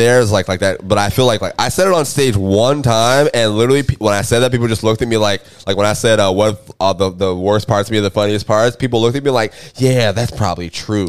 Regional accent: Jacksonville, Florida, United States; I grew up in Jacksonville.

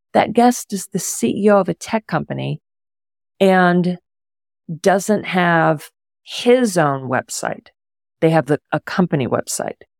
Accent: Houston, Texas, United States; also born or lived in Pittsburgh; now in Houston, United States; When I was moving back to my hometown of Houston

